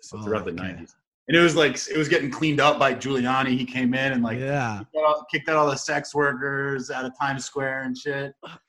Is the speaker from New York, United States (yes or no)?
yes; New York, United States; But yeah, man, growing up in New York was wild.